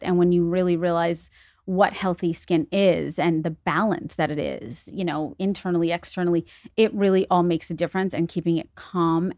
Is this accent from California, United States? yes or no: no; New York City, New York, United States; moved away as an adult; also born or lived in Los Angeles; now in Greenwich, United States; I am from the Bronx originally, born and raised twenty-five years, lived in Los Angeles for ten years